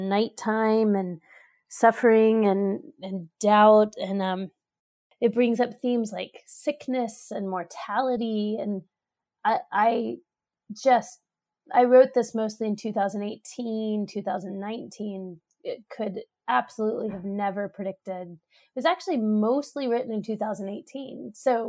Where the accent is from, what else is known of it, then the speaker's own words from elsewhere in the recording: Austin, Texas, United States; moved away as an adult; now in Pittsburgh, United States; from Austin, Texas, which is my hometown, to Pittsburgh, where we both live now